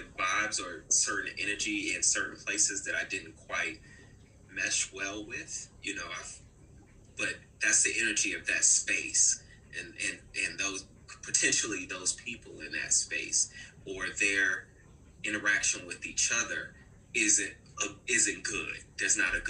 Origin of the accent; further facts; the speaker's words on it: Newport News, Virginia, United States; My hometown, okay, Newport News, Virginia. So anybody out there from the 7-5, baby, I'm one of them.